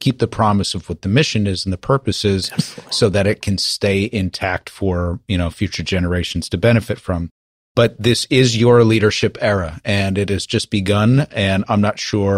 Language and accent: English; New York, United States; As a New Yorker